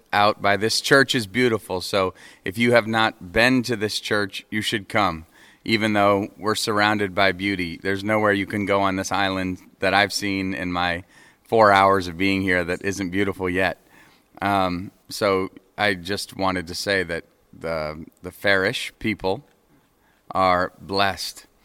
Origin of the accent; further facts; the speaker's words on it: New England, United States; now in Nashville, United States; uh from the United States, New England, live in Nashville, Tennessee